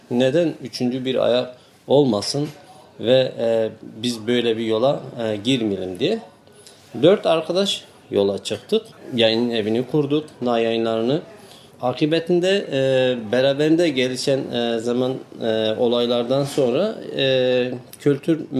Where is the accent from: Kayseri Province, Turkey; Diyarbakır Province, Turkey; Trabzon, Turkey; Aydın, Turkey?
Diyarbakır Province, Turkey; Diyarbakır; born there; moved away as an adult; now in İzmir, Turkey; 1975 Diyarbakır'da doğumluyum. E, 97 yılından beri İzmir'de yaşamaktayım.